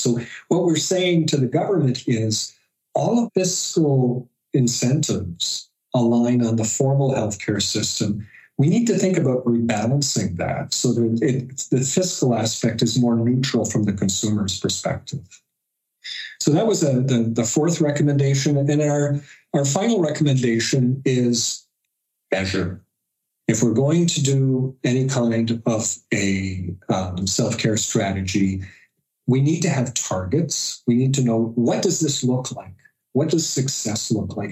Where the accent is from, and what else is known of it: Canada